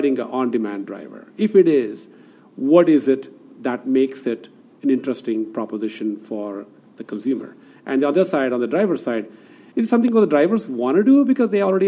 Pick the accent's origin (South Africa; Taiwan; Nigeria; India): India; Bangalore, Karnataka; also born or lived in Silicon Valley, United States; now in Bangalore, India; Bangalore was my hometown. And I was, this is where I was born.